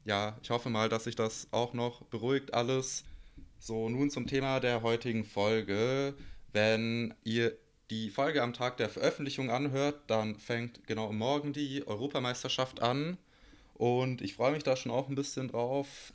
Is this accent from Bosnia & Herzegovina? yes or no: yes; Bosnia & Herzegovina; ich bin aus Bosnien